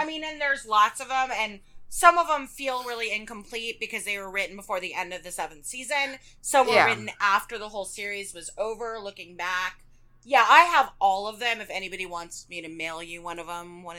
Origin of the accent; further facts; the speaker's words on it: New Mexico, United States; I'm from New Mexico.